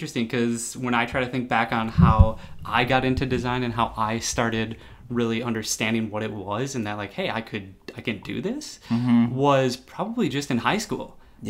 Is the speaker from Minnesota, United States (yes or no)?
yes; Golden Valley, Minnesota, United States; also born or lived in Plymouth, Minnesota; I grew up in Golden Valley, and then we moved to Plymouth. So I've just kind of been around this area.